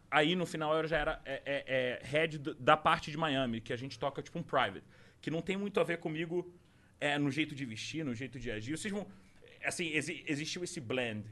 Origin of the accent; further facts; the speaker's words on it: Rio de Janeiro, Brazil; moved away as an adult; also born or lived in Recife; now in São Paulo, Brazil; eu nasci em Recife, com um ano eu fui pro Rio, fui pra Tijuca, e aí da Tijuca eu fui pra Jardim Botânico, Jardim Botânico pra São Conrado